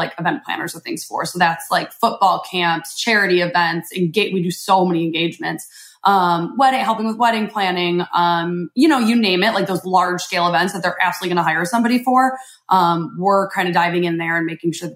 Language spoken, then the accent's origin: English; Chicago, Illinois, United States; moved away; I'm from Chicago originally